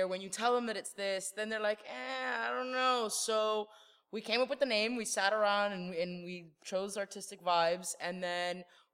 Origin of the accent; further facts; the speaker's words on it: Miami Springs, Florida, United States; We're from Miami Springs. So we went to Miami Springs and used our, hey, we graduated from Miami Springs Senior High